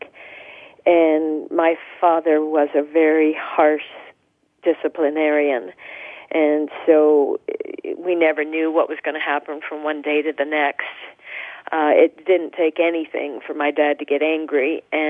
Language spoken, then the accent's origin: English; Tucson, Arizona, United States; I was born in Tucson, Arizona